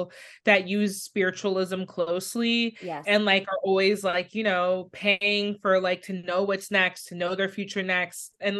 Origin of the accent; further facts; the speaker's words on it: Jamaica; Basically, I'm Jamaican